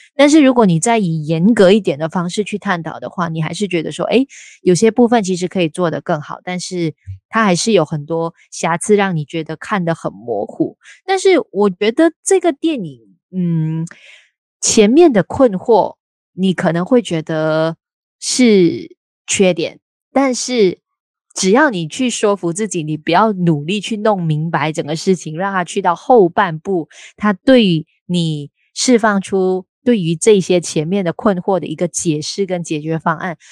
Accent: Malaysia; 我们都是来自马来西亚

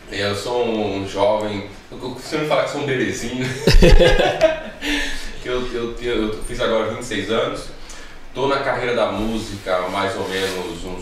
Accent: Natal, Rio Grande do Norte, Brazil; accent: nordestino; also born or lived in São Paulo; É, eu passei minha infância em Natal, Rio Grande do Norte.

